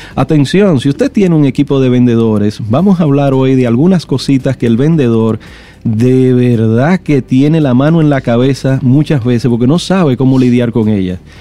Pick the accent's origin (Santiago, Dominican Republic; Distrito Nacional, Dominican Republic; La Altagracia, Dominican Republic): Distrito Nacional, Dominican Republic; Santo Domingo; also born or lived in Villa María / Villa Juana / Villa Francisca / San Carlos; Yo nací en Villa María, me crié en Villa Consuelo, Villa Juana, Villa Francisca y su primo hermano San Carlos